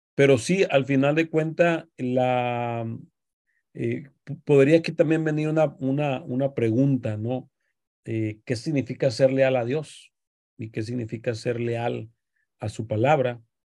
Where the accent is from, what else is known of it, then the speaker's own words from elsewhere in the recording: Mexico; como decimos los mexicanos